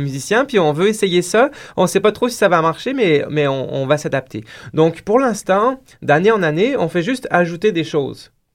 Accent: France; moved away as an adult; now in Quebec, Canada; je viens de la France, donc là j'ai pratiqué la danse traditionnelle là-bas en France

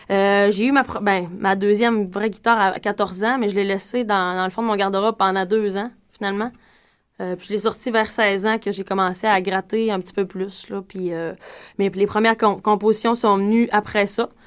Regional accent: Dolbeau-Mistassini, Quebec, Canada; now in Montreal, Canada; Ben moi je viens de Dolbeau-Mistassini

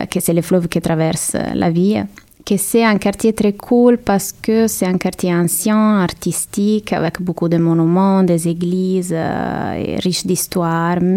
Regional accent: Rome, Lazio, Italy; Euh, il y a beaucoup à dire, mais, mais bon, c'est une ville magnifique que j'adore et je pense que c'est

